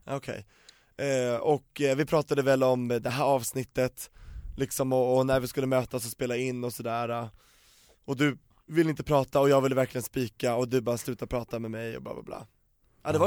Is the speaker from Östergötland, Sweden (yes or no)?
no; Stockholm / Solna, Stockholm County, Sweden; jag är uppvuxen på Västermalm och i mm. Solna